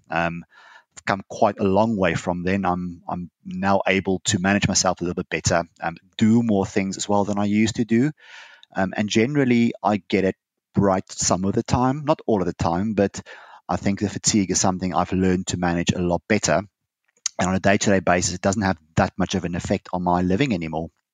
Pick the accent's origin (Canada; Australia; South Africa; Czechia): South Africa; now in United Kingdom; I'm a South African